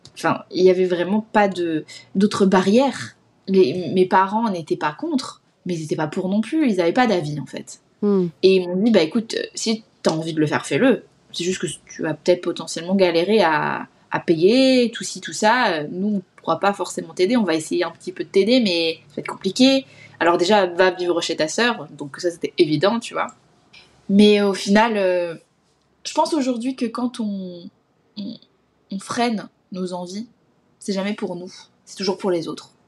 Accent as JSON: {"language": "French", "area": "Alsace", "region": "Grand Est", "country": "France", "moved": "yes", "said": "j'ai postulé à une école euh, en Alsace, parce que c'est là d'où je viens"}